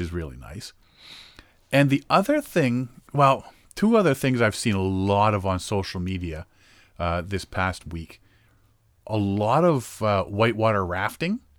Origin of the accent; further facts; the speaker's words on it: Moosonee, Ontario, Canada; moved away; when I grew up in Moosonee